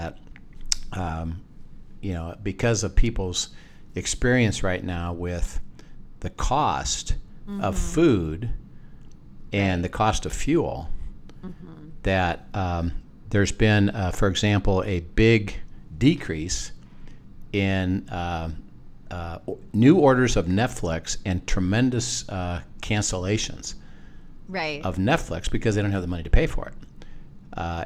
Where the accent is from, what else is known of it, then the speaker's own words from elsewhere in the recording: United States; We're an American.